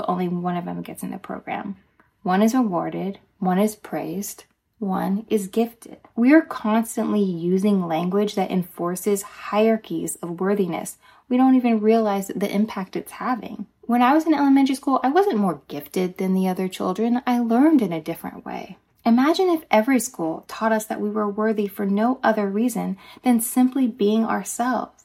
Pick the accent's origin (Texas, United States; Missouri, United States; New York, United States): Texas, United States; Dallas; I grew up in Dallas, Texas, and in our elementary school